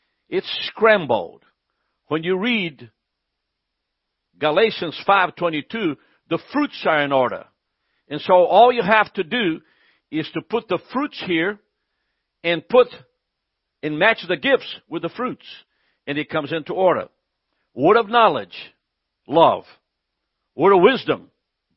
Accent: Brazil; now in United States; I'm from Brazil

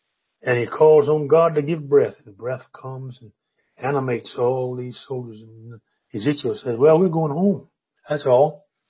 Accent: Virginia, United States; In my hometown, down in on the east coast of Virginia, we had a building constructed just for that.

